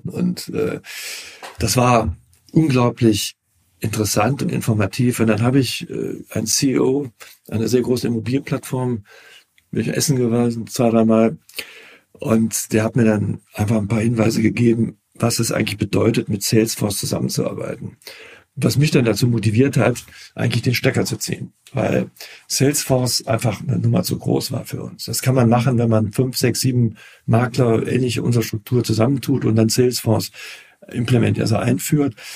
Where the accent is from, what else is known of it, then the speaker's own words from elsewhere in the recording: Cologne, North Rhine-Westphalia, Germany; ich bin Kölner, lebe seit meiner Geburt in Köln